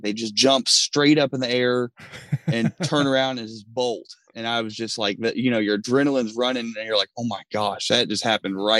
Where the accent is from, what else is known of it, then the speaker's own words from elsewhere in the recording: Kentucky, United States; where I grew up in Kentucky, we didn't have hunting land